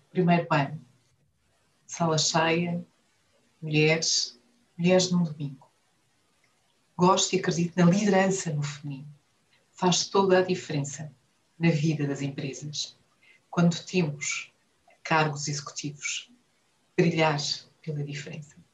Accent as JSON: {"language": "Portuguese", "town": "Viana do Castelo", "region": "Norte", "country": "Portugal", "moved": "as an adult", "lives_now": "Angola", "said": "Sou minhota da Viena de Castelo e, estou, e sou angolana de coração, onde estou desde 2006 e comecei pelo banco."}